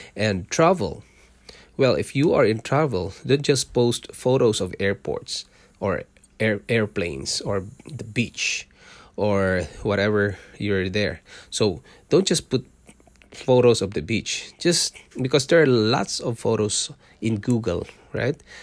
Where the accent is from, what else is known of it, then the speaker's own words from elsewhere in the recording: Mindanao, Philippines; moved away as an adult; also born or lived in Singapore; now in Canada; I was born in Mindanao. It's the southern part of Philippines.